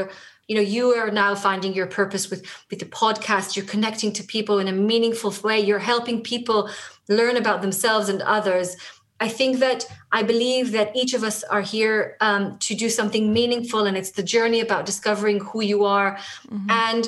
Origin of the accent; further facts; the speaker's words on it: Tel Aviv, Tel Aviv District, Israel; first language Hebrew; English is a second language; moved away as an adult; now in London, United Kingdom; I'm a native kind of Hebrew speaker. I was born in Israel, in Tel Aviv. Most of my life, I lived in Israel